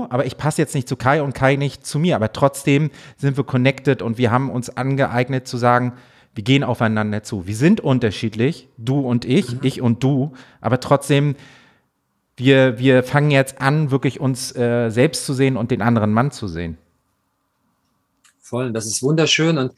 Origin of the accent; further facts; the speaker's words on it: Schwerin, Mecklenburg-Vorpommern, Germany; ich bin auch im Osten groß geworden, Mecklenburg-Vorpommern in Schwerin.